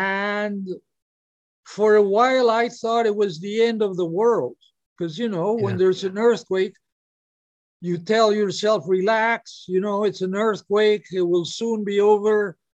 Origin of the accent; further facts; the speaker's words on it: Peru; also born or lived in Hawaii; And since he was my best friend and I'm from Peru, I lived in Hawaii, but I would go back to Peru for a month or two every year.